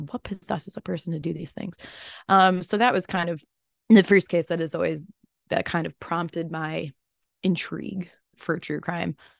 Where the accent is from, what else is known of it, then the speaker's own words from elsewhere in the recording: Chicago, Illinois, United States; moved away; also born or lived in North Woods; growing up in Chicagoland